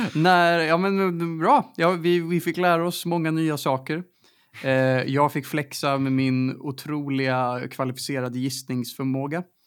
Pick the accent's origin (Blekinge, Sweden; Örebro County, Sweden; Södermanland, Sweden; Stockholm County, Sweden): Stockholm County, Sweden; Stockholm; jag är uppvuxen i Stockholms innerstad